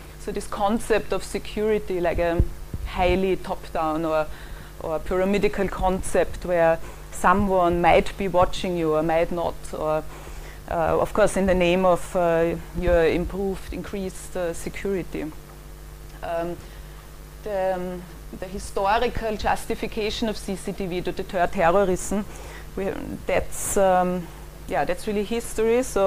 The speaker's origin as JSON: {"language": "English", "region": "Vienna", "country": "Austria", "tie": "born or raised there", "moved": "as an adult", "lives_now": "London, United Kingdom", "said": "I grew up in Vienna and moved here about 15 years ago"}